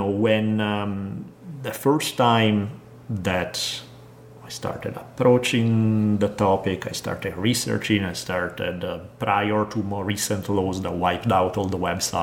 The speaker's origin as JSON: {"language": "English", "country": "Italy", "tie": "born or raised there", "moved": "yes", "said": "Growing up in Italy"}